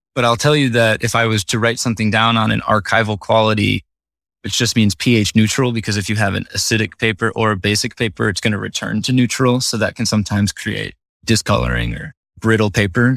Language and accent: English; Northern Illinois, United States; I grew up in Northern Illinois, right next to a Six Flags